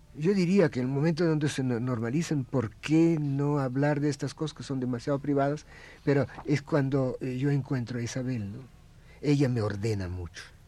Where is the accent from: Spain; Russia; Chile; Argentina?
Russia; Spanish is a second language; now in Mexico; Yo soy el único ruso vestido de ruso eh, aquí y en Rusia